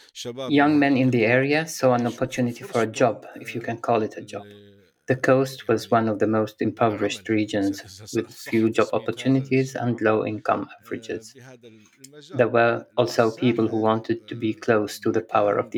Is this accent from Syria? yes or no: yes; Latakia, Latakia Governorate, Syria; moved away as an adult; also born or lived in Damascus; now in Germany; I was born in Latakia in 1982